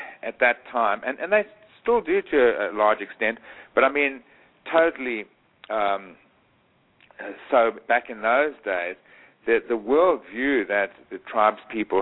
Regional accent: Eswatini; moved away; When I was a boy growing up in Swaziland

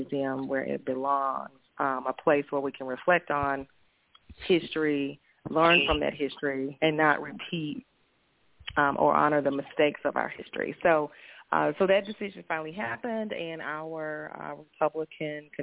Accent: Nashville, Tennessee, United States; I hail from Nashville, Tennessee

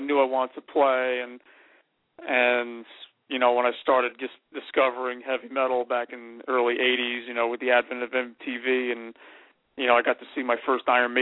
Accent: North Arlington, New Jersey, United States; I grew up in North Arlington

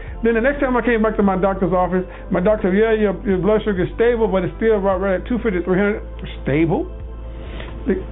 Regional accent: the South, United States; I'm from the South, Southern boy.

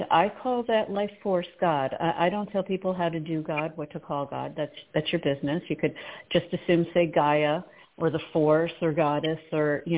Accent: Potomac, Maryland, United States; I grew up in the Episcopal Church, and I really got a lot of my spiritual background from that church, St. James in Potomac, Maryland

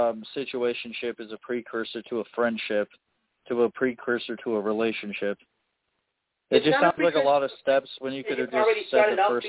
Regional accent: Chicago, Illinois, United States; I'm from Chicago.

